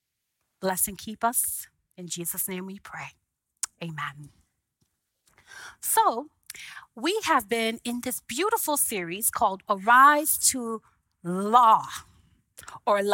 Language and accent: English; Haiti; moved away; I was an immigrant from Haiti